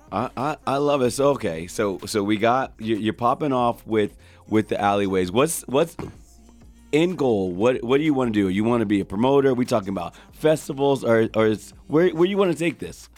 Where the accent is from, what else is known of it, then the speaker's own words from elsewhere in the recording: Edison, New Jersey, United States; moved away; I'm from Edison, New Jersey